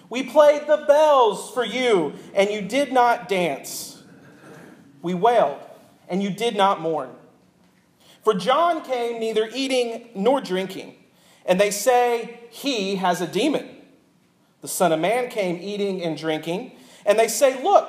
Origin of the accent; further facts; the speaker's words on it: Niceville, Florida, United States; growing up in Niceville, Florida, we were taught that nice boys and nice girls did not dance